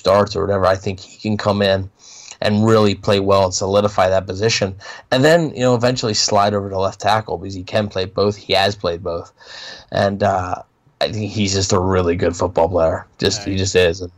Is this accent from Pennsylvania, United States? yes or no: yes; Philadelphia, Pennsylvania, United States; I'm from Philly.